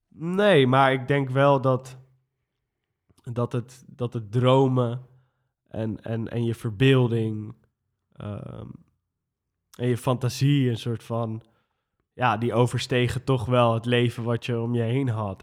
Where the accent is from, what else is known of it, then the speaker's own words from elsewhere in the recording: Amsterdam, North Holland, Netherlands; ik ben geboren en getogen Amsterdammer, in de Pijp geboren. En ehm, toen zijn mijn ouders naar Nieuw-West verhuisd